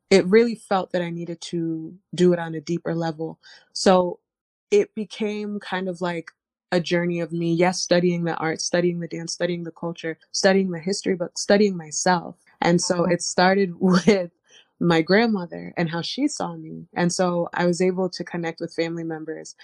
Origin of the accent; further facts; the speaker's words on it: Providence, Rhode Island, United States; I was born and raised in Providence, Rhode Island.